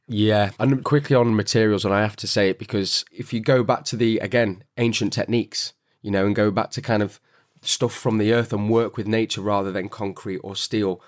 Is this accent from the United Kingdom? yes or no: yes; Manchester, North West England, United Kingdom; my hometown, Manchester